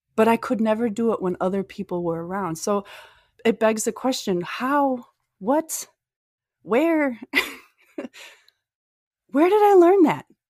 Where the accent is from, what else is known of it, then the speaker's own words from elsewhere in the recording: Minnesota, United States; I'm from Minnesota